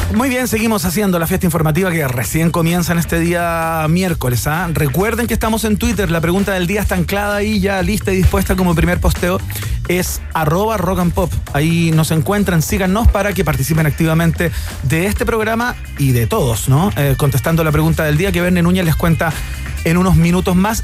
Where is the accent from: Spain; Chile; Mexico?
Chile; como chileno